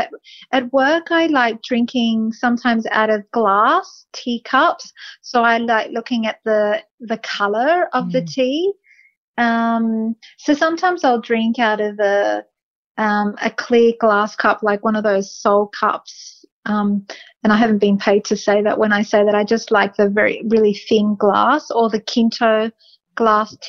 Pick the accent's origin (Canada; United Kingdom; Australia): Australia; being Australian